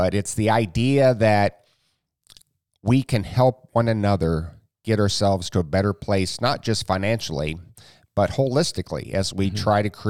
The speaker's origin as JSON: {"language": "English", "town": "Jamaica", "region": "Iowa", "country": "United States", "tie": "born or raised there", "said": "So I'm from Iowa. I grew up in a small town called Jamaica."}